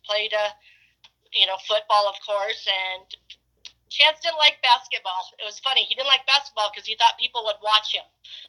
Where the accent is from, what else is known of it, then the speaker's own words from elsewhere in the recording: Rapid City, South Dakota, United States; now in Edgemont, United States; Everett and I grew up in Rapid City, South Dakota